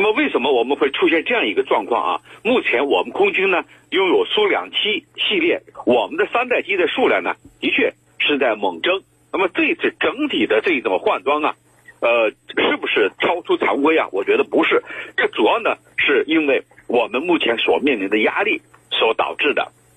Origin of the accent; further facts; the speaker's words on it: China; 咱们中国